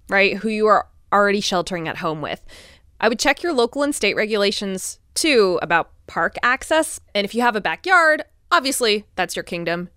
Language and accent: English; Connecticut, United States; my home state of Connecticut.